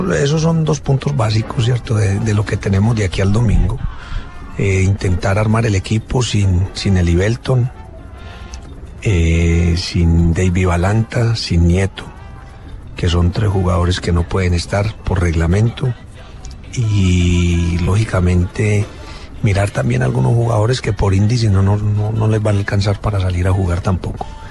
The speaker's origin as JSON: {"language": "Spanish", "country": "Colombia", "said": "como decimos en Colombia"}